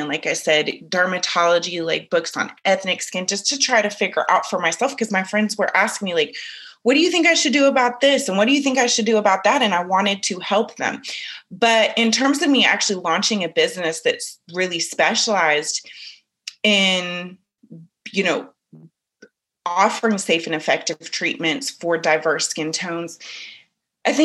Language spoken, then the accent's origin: English; San Francisco, California, United States; growing up in Northern California and in San Francisco, which is diverse to some degrees, but it's very different diversity than the South where I live now.